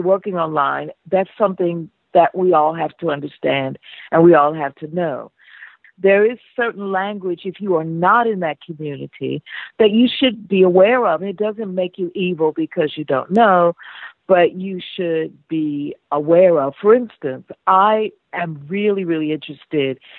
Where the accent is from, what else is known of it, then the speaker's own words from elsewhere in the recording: United States; I'm American. I'm African-American.